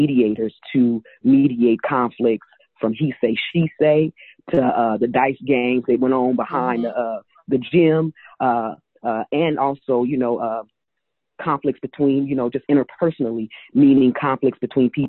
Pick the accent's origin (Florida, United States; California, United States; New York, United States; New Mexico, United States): California, United States; Oakland; growing up in Oakland, I am a product of Castlemont High School